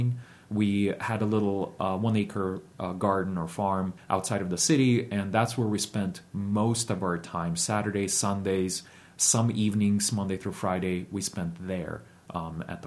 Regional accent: Ukraine; now in Shenandoah Valley, Virginia, United States; I was born in Ukraine. I was born in 1985

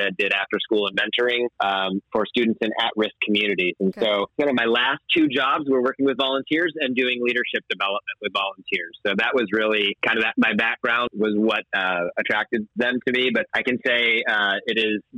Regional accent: Southern California, United States; moved away as an adult; now in Maryland, United States; Born and raised in Southern California

